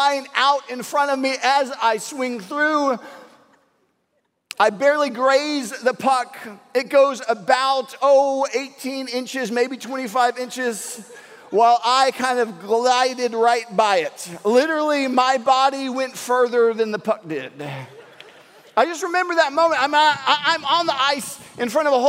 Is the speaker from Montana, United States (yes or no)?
no; Houston, Texas, United States; I'm from Houston.